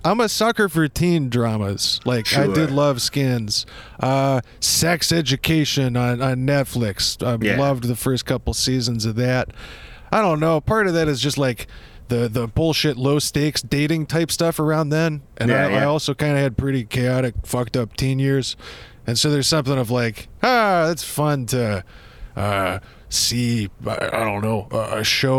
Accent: United States; You know I'm American as soon as I start talking.

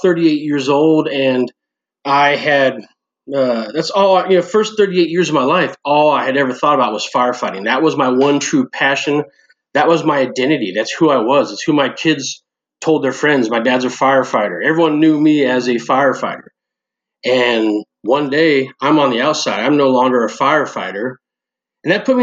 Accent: Northern California, United States; moved away as an adult; also born or lived in Omaha; now in Bellevue, United States; I grew up in Northern California.

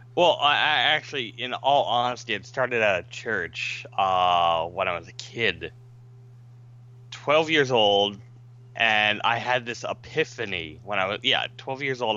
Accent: Florida, United States; I grew up in Florida

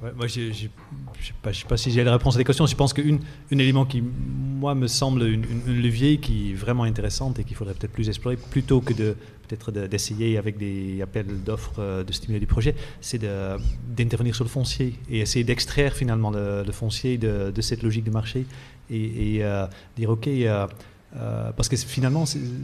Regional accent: Netherlands; moved away; je viens des Pays-Bas euh, moi-même

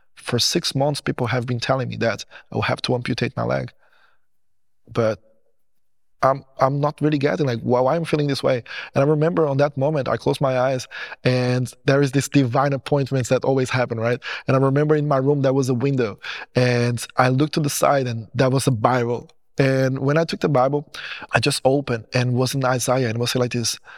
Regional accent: Portugal; English is a second language; also born or lived in Goiânia, Brazil; I born in Brazil in a city called Goiânia. When I was seven years old, my parents, they decided that they want to move to Portugal.

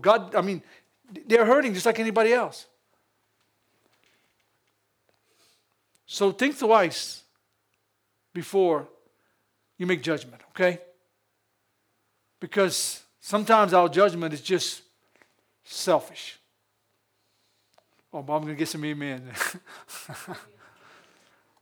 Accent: United States; I'm American

